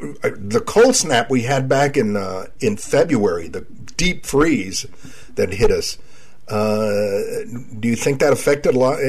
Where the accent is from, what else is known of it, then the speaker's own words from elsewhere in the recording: Laredo, Texas, United States; I was born in Laredo.